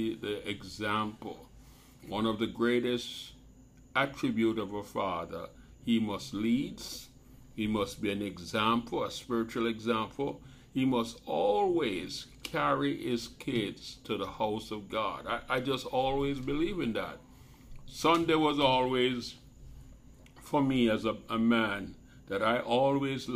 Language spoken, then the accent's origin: English; Jamaica; I grew up in Jamaica